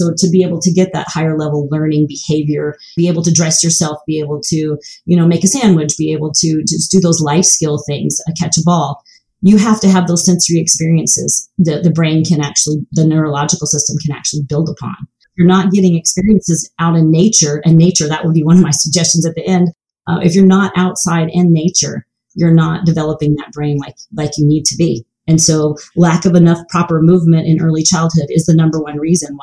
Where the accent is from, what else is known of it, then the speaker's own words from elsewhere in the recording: the South, United States; I grew up in the South without shoes